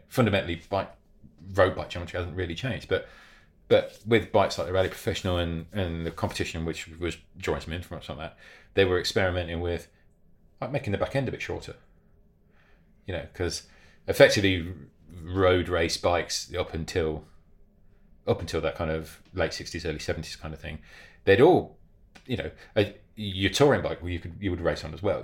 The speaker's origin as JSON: {"language": "English", "country": "United Kingdom", "said": "us as British cyclists"}